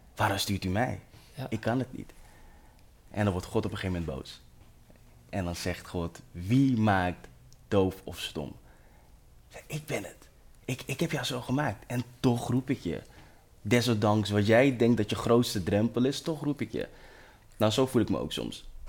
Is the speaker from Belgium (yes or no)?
no; Amsterdam, North Holland, Netherlands; Ik ben opgegroeid in Amsterdam Zuidoost, de Belmer